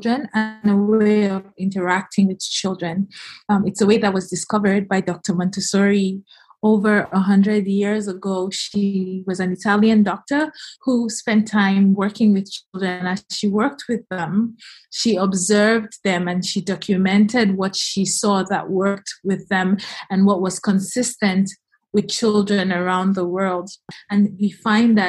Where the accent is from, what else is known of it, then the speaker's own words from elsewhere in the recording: Nigeria; moved away as an adult; also born or lived in United States / United Kingdom; I was born in Nigeria and I moved to the U.S. on my 17th birthday, college there.